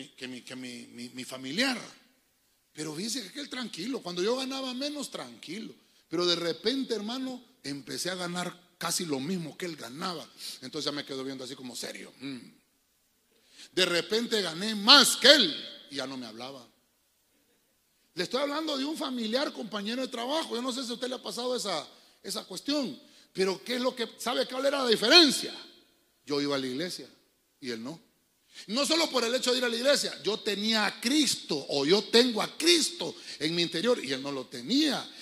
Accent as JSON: {"language": "Spanish", "country": "Honduras", "said": "cómo le decimos nosotros en el buen catracho"}